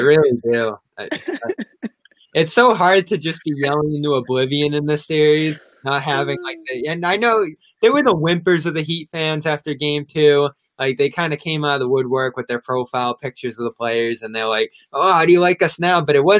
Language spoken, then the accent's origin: English; California, United States; We're both from California.